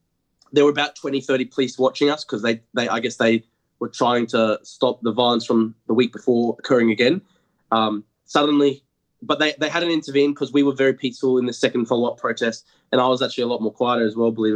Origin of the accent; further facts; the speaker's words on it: Brisbane, Queensland, Australia; I was about to go home back to Brisbane, my hometown